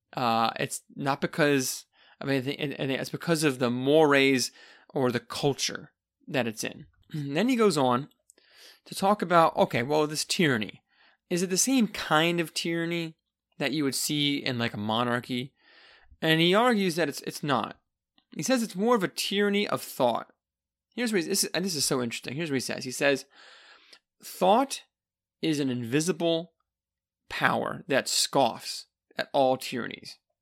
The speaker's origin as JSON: {"language": "English", "country": "United States", "said": "I'm an American"}